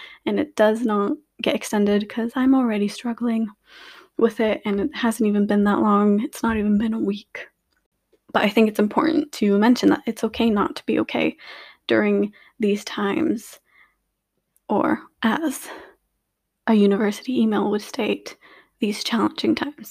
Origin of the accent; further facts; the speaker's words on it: Lithuania; also born or lived in United States / Luxembourg; now in United Kingdom; I was born and raised in Lithuania. However, I've also lived in America, and currently my family resides in Luxembourg